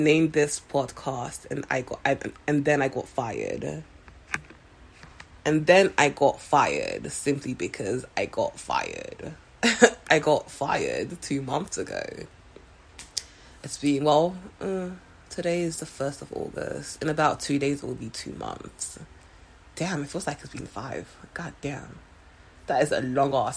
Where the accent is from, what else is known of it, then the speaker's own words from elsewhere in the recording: Nigeria; also born or lived in London; now in Seattle, United States; I am originally from Nigeria. Spent a few years in London, then moved to Seattle about 3-4 years ago